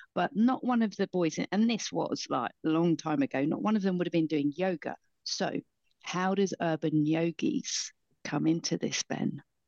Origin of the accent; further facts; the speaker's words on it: Basingstoke, South East England, United Kingdom; I grew up in Basingstoke